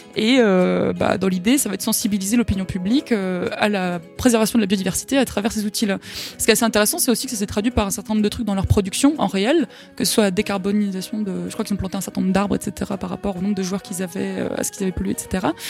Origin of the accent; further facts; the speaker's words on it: France; en tant que Français